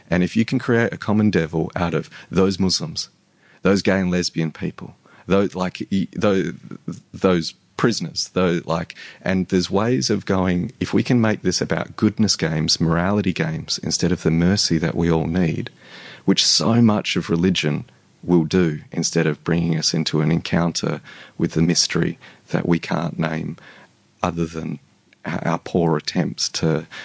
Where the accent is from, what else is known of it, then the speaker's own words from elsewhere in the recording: Australia; You're you're as Aussie as the rest of us.